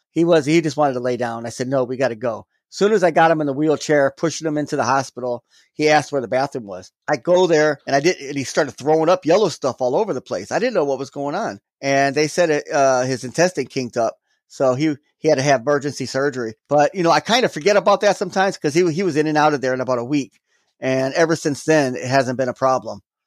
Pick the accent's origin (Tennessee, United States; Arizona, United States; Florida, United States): Florida, United States; also born or lived in Gary, Indiana; now in Milwaukee, United States; we moved to Florida when I was, like, six or seven. I grew up there, so that's always my home